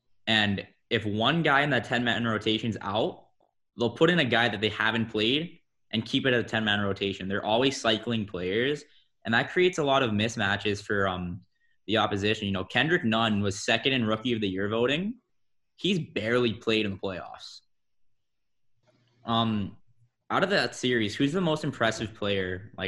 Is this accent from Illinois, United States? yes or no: no; Miami, Florida, United States; I'm from Miami